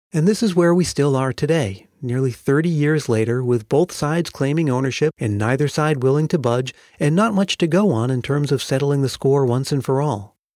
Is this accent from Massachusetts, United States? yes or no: yes; Massachusetts, United States; As a Massachusetts native